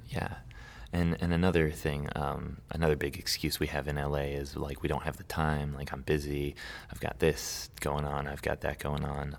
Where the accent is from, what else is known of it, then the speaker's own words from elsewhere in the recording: Santa Barbara, California, United States; I grew up in Santa Barbara, um, for most of my life